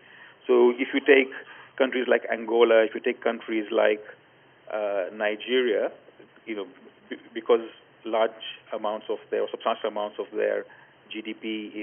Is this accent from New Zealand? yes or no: no; Kenya; now in Dubai, United Arab Emirates; I am from Kenya, that's home for me, although I'm currently living in Dubai